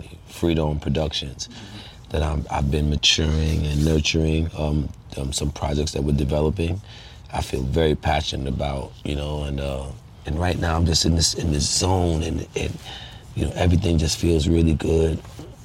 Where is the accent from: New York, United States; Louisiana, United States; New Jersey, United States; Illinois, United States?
New York, United States; New York City; my community that I was born and raised and lived like in for like 30 some odd years of my life in that one community